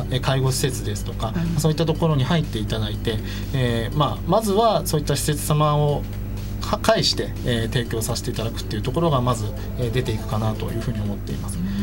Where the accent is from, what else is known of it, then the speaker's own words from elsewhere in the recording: Japan; 西武新宿線沿線の出身